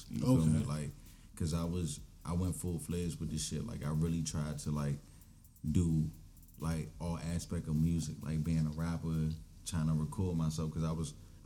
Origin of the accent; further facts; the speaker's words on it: Glenarden, Maryland, United States; I grew up in Glenarden.